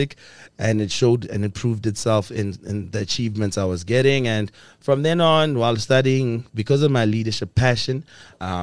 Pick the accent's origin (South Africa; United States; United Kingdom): South Africa; Pretoria, Gauteng; I was born and bred in the capital city of South Africa, Tshwane, Pretoria.